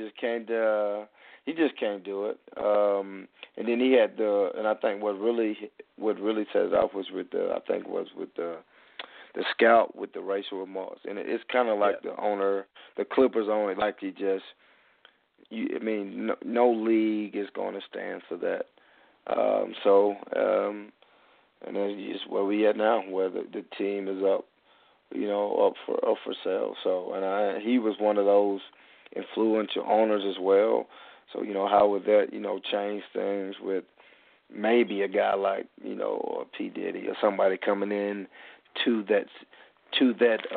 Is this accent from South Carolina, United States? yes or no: yes; Spartanburg, South Carolina, United States; I'm from Spartanburg, South Carolina